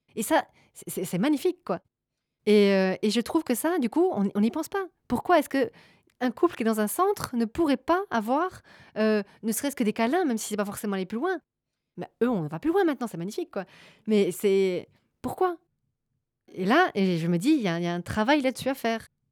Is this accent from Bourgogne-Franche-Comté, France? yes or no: no; Gers, Occitania, France; moved away as an adult; also born or lived in Charente-Maritime; now in Belgium; je suis euh, originaire de la Charente-Maritime, puis j'ai grandi dans le Gers et euh, je suis arrivée en Belgique il y a à peu près 9 ans